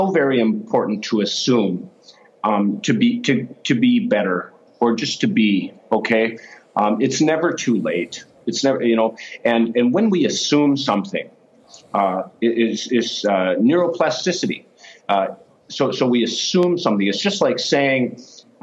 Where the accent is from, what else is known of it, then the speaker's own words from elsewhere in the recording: United States; I'm an American